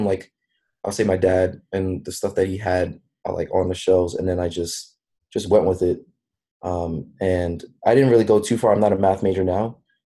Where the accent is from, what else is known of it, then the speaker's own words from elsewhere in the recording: New York City, New York, United States; I'm originally from Brooklyn, New York. So I went to this high school called Brooklyn Technical High School